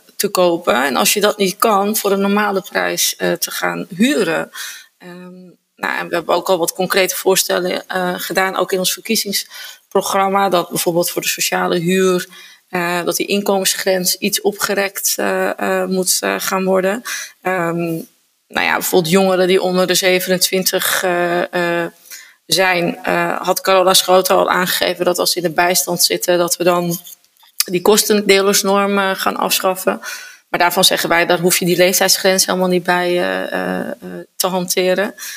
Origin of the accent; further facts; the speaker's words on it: Zaanstad, North Holland, Netherlands; ik ben geboren en getogen uh, Zaankanter